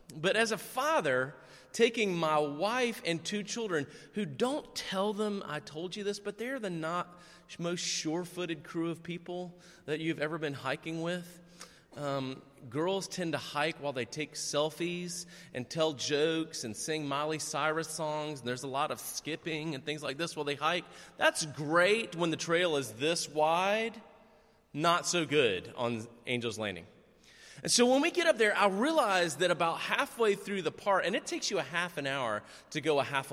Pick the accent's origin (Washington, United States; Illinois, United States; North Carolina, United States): North Carolina, United States; we're from North Carolina